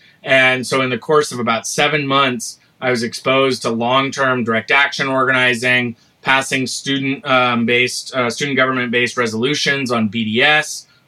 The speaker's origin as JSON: {"language": "English", "region": "California", "country": "United States", "tie": "born or raised there", "said": "I grew up in California"}